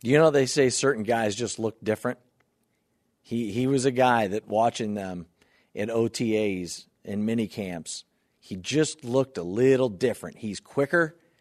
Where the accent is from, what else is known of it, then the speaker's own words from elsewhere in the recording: Northeast Ohio, United States; now in Buffalo, United States; growing up in Northeast Ohio